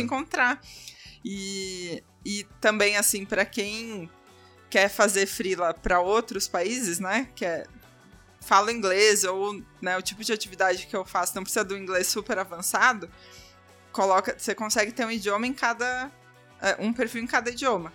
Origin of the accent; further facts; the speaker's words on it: Porto Alegre, Rio Grande do Sul, Brazil; now in São Paulo, Brazil; Eu sou de Porto Alegre